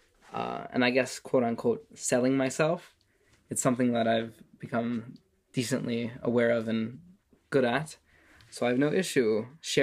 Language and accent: English; Las Vegas, Nevada, United States; moved away as an adult; also born or lived in Jerusalem, Israel; now in Israel; But I was born here. And then when I was about 3 years old, my parents had difficulty financially, and they decided to make Yerida. And we moved to Las Vegas